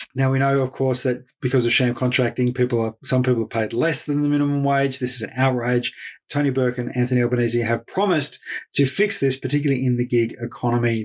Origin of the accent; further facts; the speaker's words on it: Ballarat, Victoria, Australia; Fed Uni, the local university uh, of my hometown, Ballarat